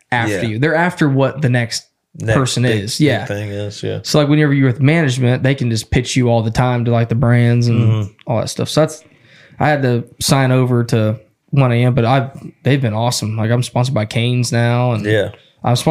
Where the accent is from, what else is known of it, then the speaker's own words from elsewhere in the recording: Mount Vernon, Illinois, United States; also born or lived in Texas; I'm from Mount Vernon